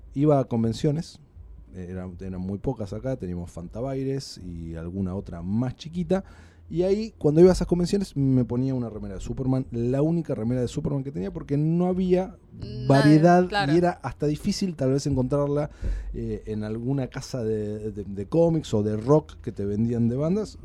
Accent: Buenos Aires, Argentina; nos alimentamos eh, los porteños

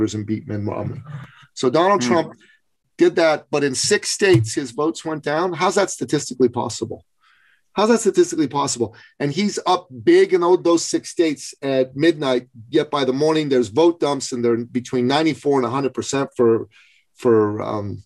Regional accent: Iran; moved away; I'm from Iran

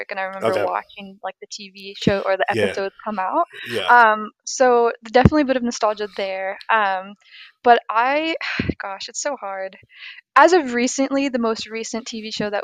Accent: Orange County, California, United States; moved away as an adult; now in Texas, United States; I was in Orange County

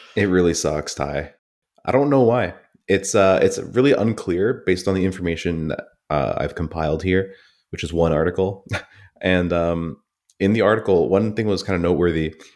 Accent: Canada; I'm so detached from Canadian anything

